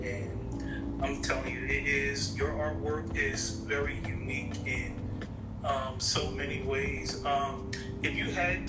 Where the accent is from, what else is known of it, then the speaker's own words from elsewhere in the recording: United States; Yeah, I'm American, but some people think I'm from India. Because sometimes I do talk a little different compared to this. But yeah, I'm purely American.